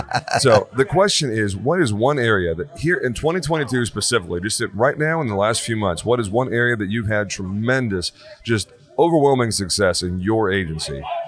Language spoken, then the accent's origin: English; Texas, United States; I'm from Texas